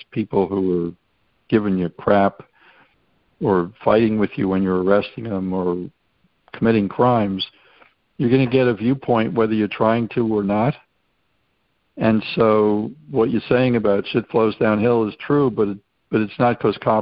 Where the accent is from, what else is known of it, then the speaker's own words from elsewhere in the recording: New York City, New York, United States; being a New Yorker and having been in New York City in 1968